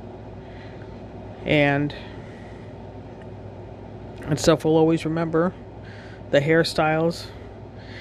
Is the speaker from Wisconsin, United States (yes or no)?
yes; Wisconsin, United States; I am from Wisconsin